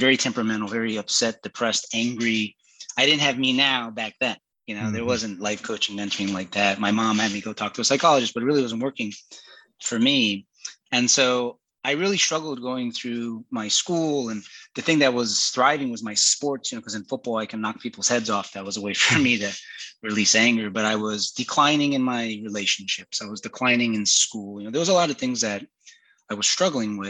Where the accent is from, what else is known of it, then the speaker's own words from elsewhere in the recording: Miami, Florida, United States; I was born and raised in Miami, Florida